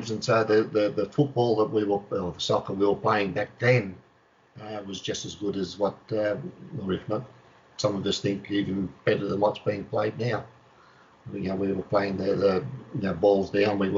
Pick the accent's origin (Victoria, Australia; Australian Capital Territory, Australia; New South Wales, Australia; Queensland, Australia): Victoria, Australia; Melbourne; Uh, back in that time, um, to try and make a comparison with you, when, once the A League started here